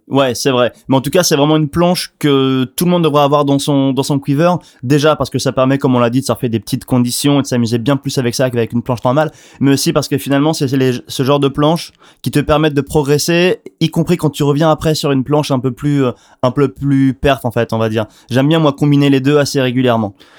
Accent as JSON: {"language": "French", "country": "France", "said": "en tant que Français"}